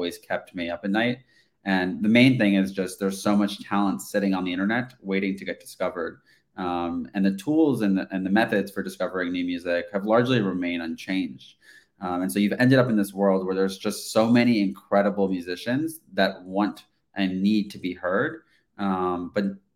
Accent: New York City, New York, United States; growing up in New York City

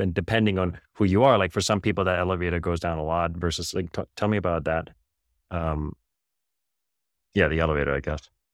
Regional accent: Germany; now in United States; I grew up in Germany

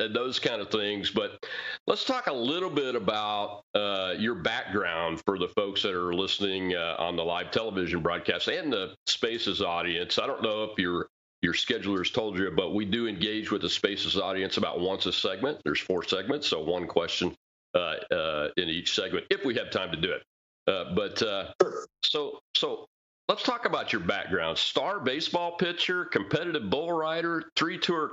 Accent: United States; We're Americans

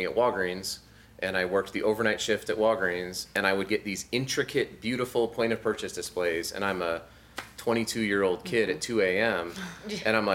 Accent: Colorado Springs, Colorado, United States; I grew up in Colorado Springs

